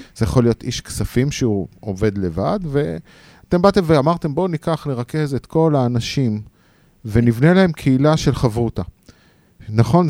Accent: the Krayot, Haifa District, Israel; now in Central Israel, Israel; אני קרייתי ב-DNA שלי, גם קרייתי. אומנם אני המון שנים כבר במרכז

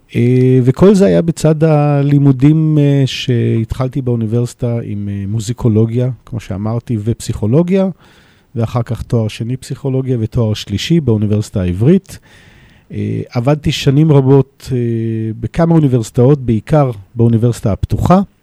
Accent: Jerusalem, Jerusalem District, Israel; now in Modi'in-Maccabim-Re'ut, Israel; נולדתי בירושלים, אני גר היום אה, בעיר מודיעין מכבים רעות.

